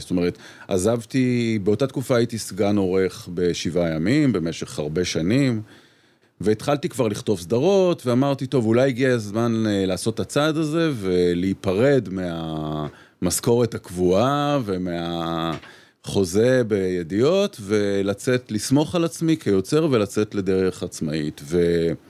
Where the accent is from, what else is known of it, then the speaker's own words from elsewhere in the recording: Petah Tikva, Central District, Israel; אני גדלתי איתה בפתח תקווה